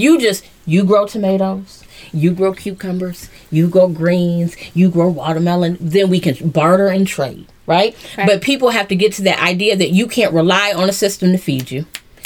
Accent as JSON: {"language": "English", "town": "Cleveland Heights", "region": "Ohio", "country": "United States", "tie": "born or raised there", "said": "I grew up in Cleveland Heights."}